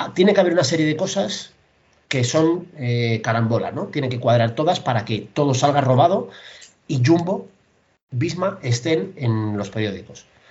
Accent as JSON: {"language": "Spanish", "country": "Spain"}